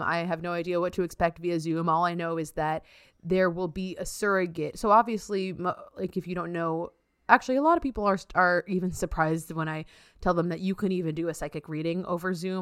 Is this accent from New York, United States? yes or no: yes; New York, United States; also born or lived in Massachusetts; I'm a New Yorker, New Yorker